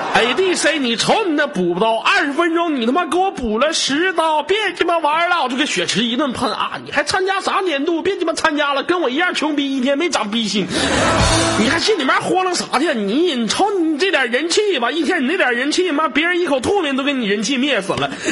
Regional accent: Inner Mongolia, China; 我们内蒙古这边水果都挺好吃的

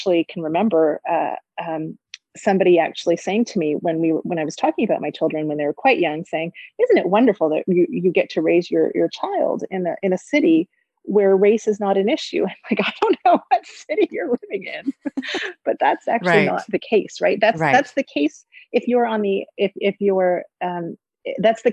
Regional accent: Toronto, Ontario, Canada; Growing up in the city of Toronto as a mixed race woman, a girl and then woman

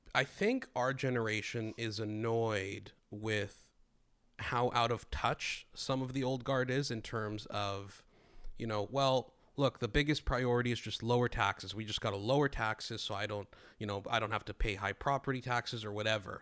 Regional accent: Greece; I grew up in Greece

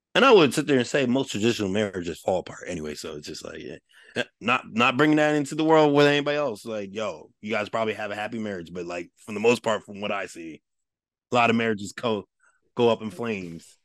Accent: Westchester, New York, United States; I grew up in Westchester, I grew up in the suburbs

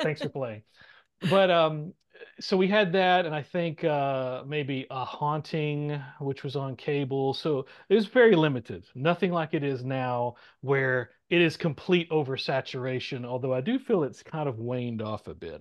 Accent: the South, United States; being a Southerner

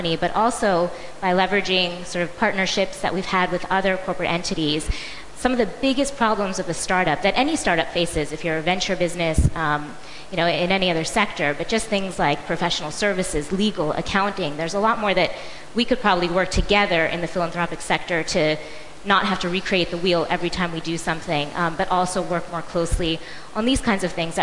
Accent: United States; I'm an American, I grew up in America

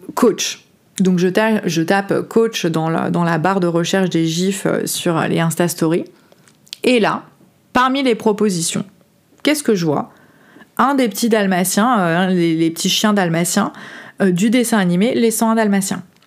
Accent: France; moved away as an adult; j'ai quitté la France à 30 ans pour aller voyager

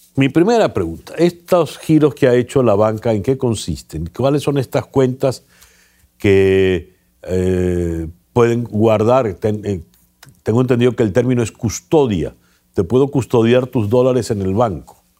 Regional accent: Venezuela; como venezolano

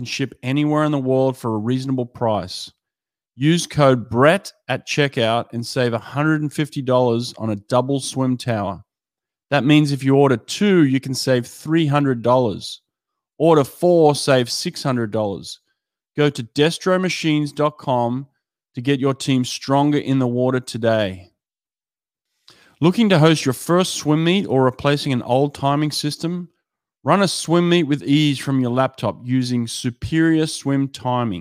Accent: Australia; as an Aussie

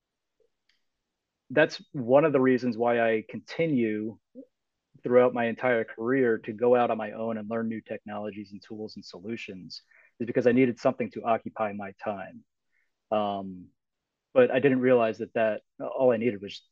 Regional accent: United States; also born or lived in New York / New Jersey; I grew up in New York and New Jersey

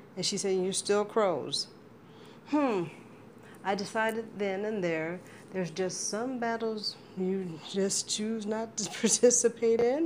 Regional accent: Chicago, Illinois, United States; being a Chicagoan

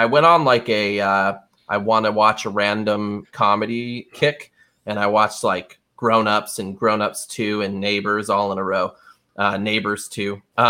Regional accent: Rhode Island, United States; accent: Rhode Island; me 37 years to lose my Rhode Island accent.

